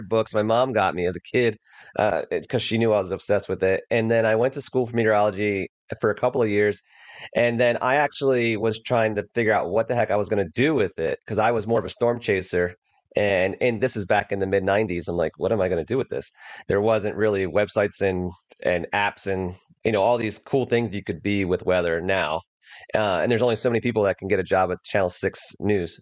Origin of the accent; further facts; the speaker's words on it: New Jersey, United States; moved away as an adult; I grew up on the East Coast, on the beach